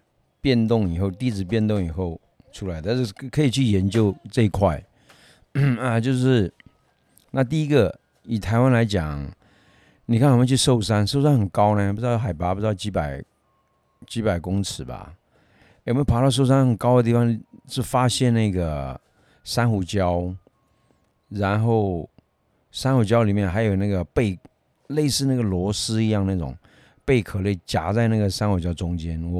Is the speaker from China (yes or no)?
yes; Yunnan, China; accent: Yunnan dialect; 我们云南话俗称口袋虫啊